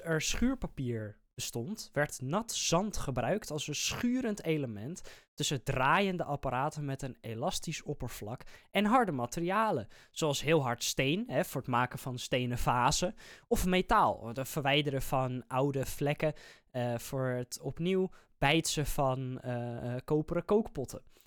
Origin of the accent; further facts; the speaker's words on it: Netherlands; wij als Nederlanders